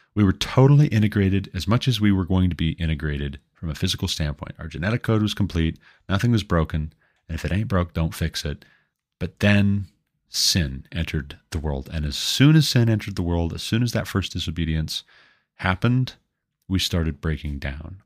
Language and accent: English; United States; I'm not a Scotsman. I'm an American.